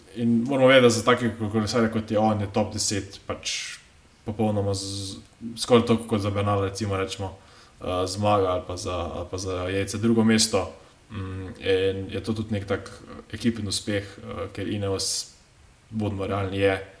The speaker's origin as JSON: {"language": "Slovenian", "country": "Slovenia"}